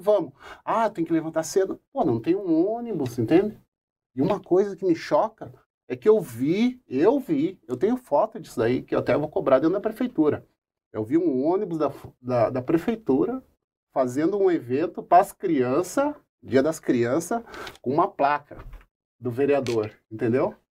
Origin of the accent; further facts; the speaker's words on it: Curitiba, Paraná, Brazil; o bairro alto que eu frequento, né, onde eu nasci e me criei